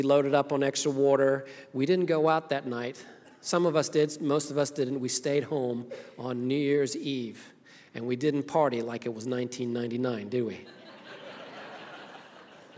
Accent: Zimbabwe; now in United States; I was born in Rhodesia, it was now Zimbabwe, Africa, grew up there, and came to this country in 1990, been here ever since

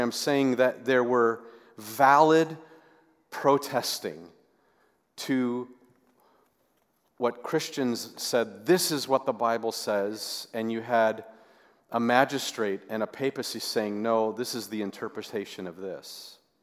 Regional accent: the West, United States; growing up in, in the West

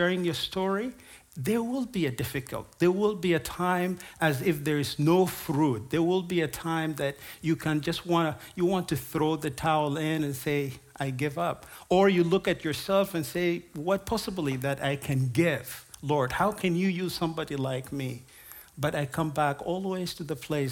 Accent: South Sudan; I'm from South Sudan. I was born and raised there

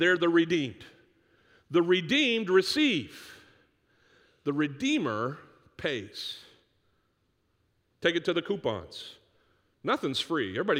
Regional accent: Northeast, United States; growing up in the Northeast where you could take cans to this place called the Redemption Center in the middle of our town

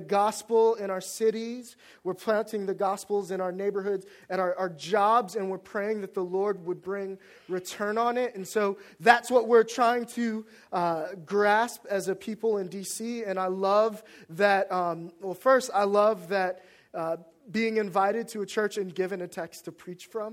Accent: Washington, District of Columbia, United States; moved away as an adult; also born or lived in North Carolina; my hometown

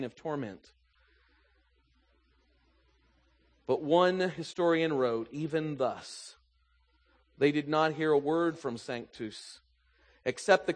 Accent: the South, United States; moved away; I grew up in the South

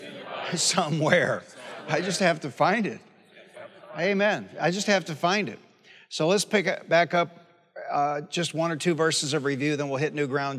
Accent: Detroit, Michigan, United States; I grew up in Detroit

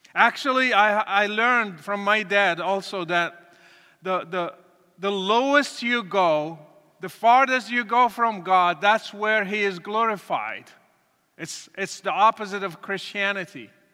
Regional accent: Morocco; moved away; I was born and raised in Morocco to a Muslim family

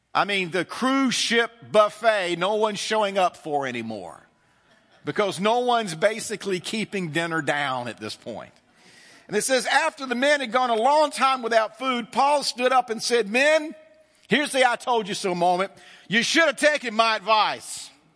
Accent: the South, United States; growing up in the South

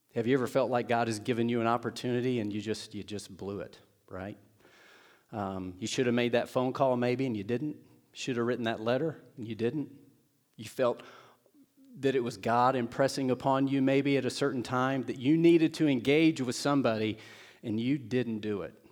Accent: Seymour, Indiana, United States; moved away; my hometown of Seymour, Indiana, Southern Indiana.

